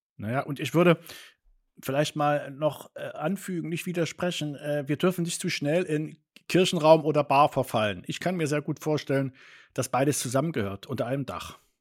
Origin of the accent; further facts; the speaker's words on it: Northern Germany, Germany; moved away; in Norddeutschland, da wo ich aufgewachsen bin und konfirmiert bin